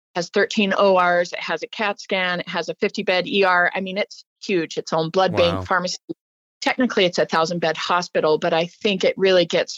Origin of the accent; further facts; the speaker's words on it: Arizona, United States; I'm from Arizona. All my family was there